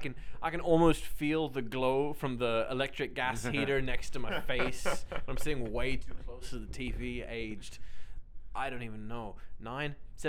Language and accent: English; Australia; We're Australian